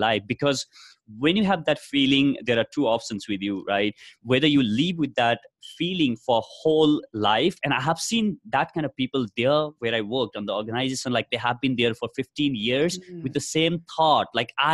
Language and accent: English; Nepal; moved away as an adult; now in India; I come from Nepal